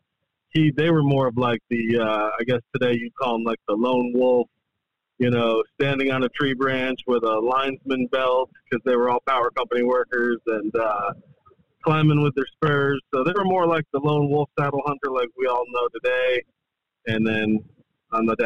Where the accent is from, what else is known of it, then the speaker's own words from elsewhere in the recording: the Adirondacks, upstate New York, United States; moved away as an adult; now in the Carolinas, United States; I moved here from upstate New York, born and raised in the Adirondacks